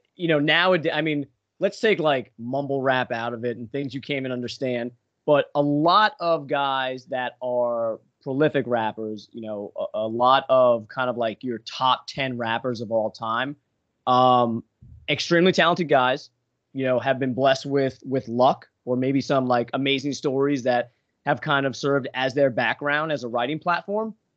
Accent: Long Island, New York, United States; I grew up in New York on Long Island

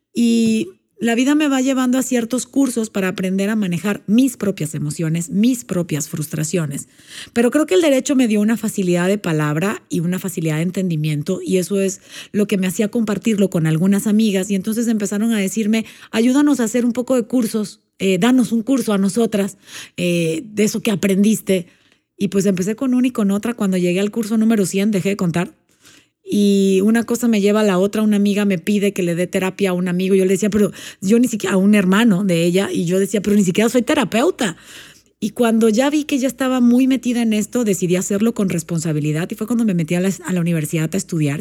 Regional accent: Panama; moved away as an adult; also born or lived in Puebla, Mexico; now in Mexico; Yo soy panameña, nací en Panamá

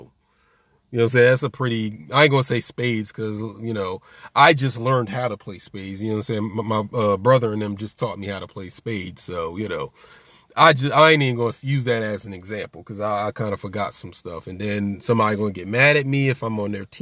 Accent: New Jersey, United States; I'm from Jersey

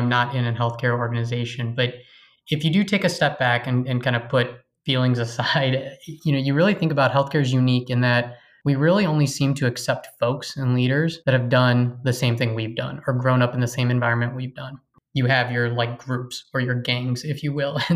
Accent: Chicago, Illinois, United States; also born or lived in St. Louis; Born and raised in Chicago

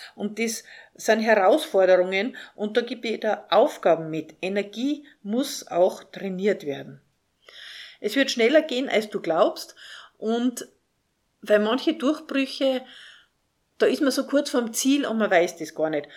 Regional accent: Salzburg, Austria; Ich bin in Salzburg aufgewachsen, in der schönen Stadt Salzburg.

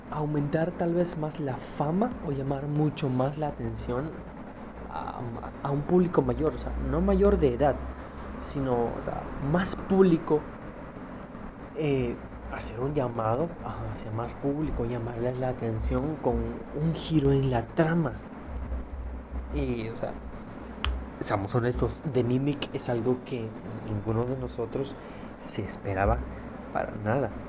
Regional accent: Mexico; pero estos estoy seguro, yo soy de México, ¿no?

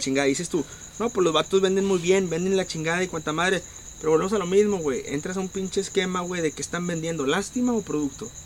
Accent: Monterrey, Nuevo León, Mexico; nosotros como regios

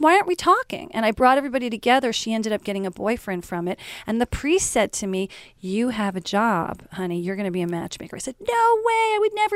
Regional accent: Short Hills, New Jersey, United States; when I was growing up in Short Hills

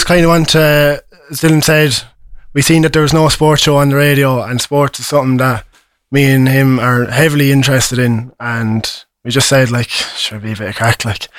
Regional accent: County Carlow, Leinster, Ireland; moved away as an adult; now in Cork, Ireland; I'm from County Carlow.

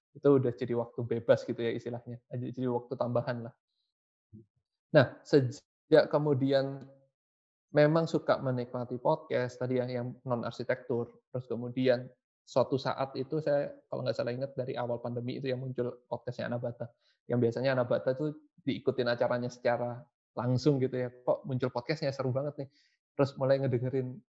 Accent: Surabaya, East Java, Indonesia; berkuliah di kota saya di Surabaya

